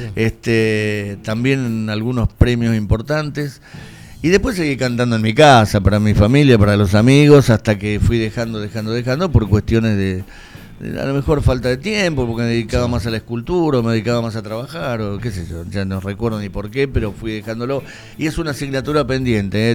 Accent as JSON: {"language": "Spanish", "town": "Lavallol", "region": "Buenos Aires Province", "country": "Argentina", "tie": "born or raised there", "said": "estábamos en Lavallol, yo nací en Lavallol"}